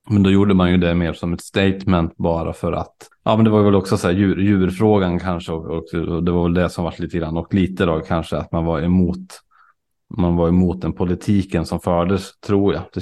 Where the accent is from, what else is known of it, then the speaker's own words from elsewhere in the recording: near Umeå, Norrland, Sweden; Jag växte upp i Norrland, inte jättelångt från Umeå, men jag bodde inte i Umeå utan jag var mycket i Umeå